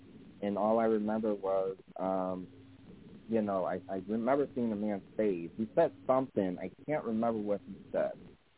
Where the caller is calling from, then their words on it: Connecticut, United States; I'm also from Connecticut.